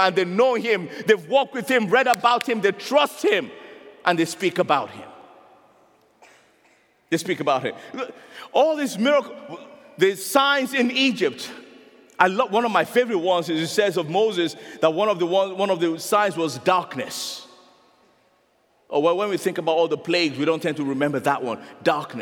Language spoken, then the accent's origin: English; Nigeria; I'm a Nigerian